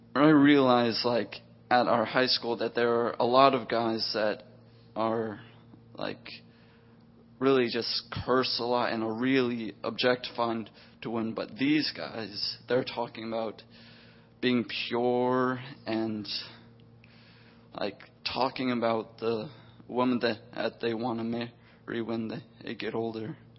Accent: the South, United States; I was raised in the South

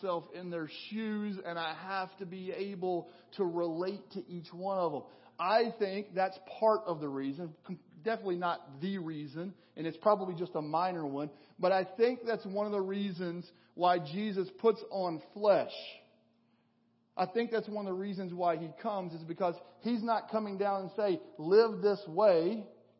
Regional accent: western Kentucky, United States; moved away as an adult; felt the Lord calling me back to my hometown in western Kentucky

